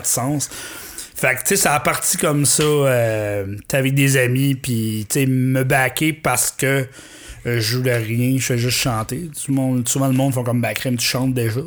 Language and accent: French; Magdalen Islands, Quebec, Canada; je suis aux de la Madeleine, je suis reparti il y a 5 ans déjà